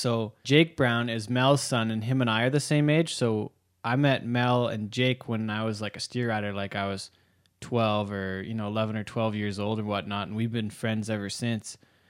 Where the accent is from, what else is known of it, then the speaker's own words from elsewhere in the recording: Drayton Valley, Alberta, Canada; So I grew up in Drayton Valley with Clayton.